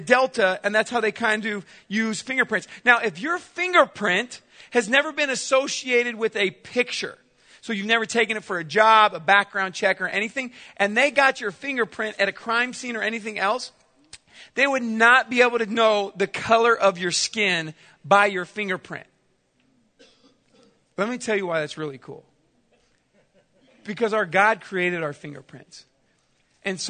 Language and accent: English; Chula Vista, California, United States; also born or lived in Southwest Missouri; now in Missouri, United States; I grew up in Southern California, at Chula Vista to be exact, low-income housing.